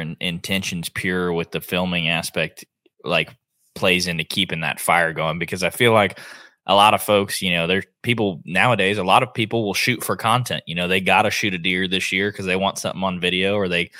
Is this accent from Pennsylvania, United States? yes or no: no; Oklahoma, United States; now in Texas, United States; I live in Texas now. I'm from Oklahoma.